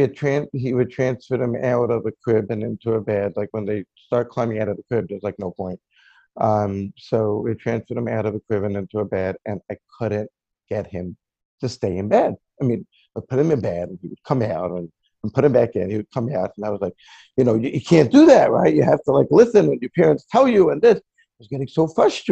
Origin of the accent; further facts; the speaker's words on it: Lakewood, New Jersey, United States; I actually grew up in Lakewood, New Jersey, and I basically been living here all my life